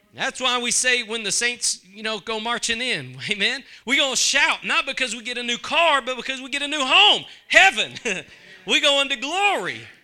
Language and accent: English; East Texas, United States; I'm from East Texas